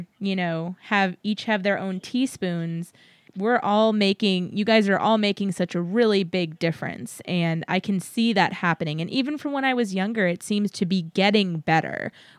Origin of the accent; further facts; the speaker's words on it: San Antonio, Texas, United States; moved away; I was born and raised in San Antonio